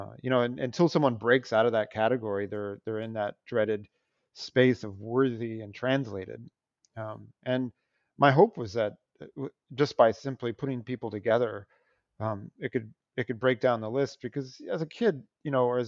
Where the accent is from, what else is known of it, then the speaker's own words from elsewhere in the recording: Sacramento, California, United States; now in New York, United States; And I live in New York most of the time, but I'm from Sacramento, California